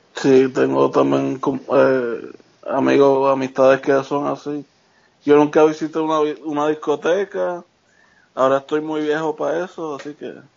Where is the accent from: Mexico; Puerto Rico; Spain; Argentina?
Puerto Rico; Carolina; moved away as an adult; now in Charlotte, United States; soy de Carolina. Este, estoy viviendo en Charlotte, North Carolina ahora.